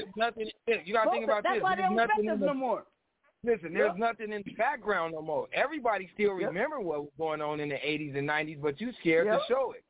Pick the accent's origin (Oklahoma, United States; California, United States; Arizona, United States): Arizona, United States; I'm from Arizona.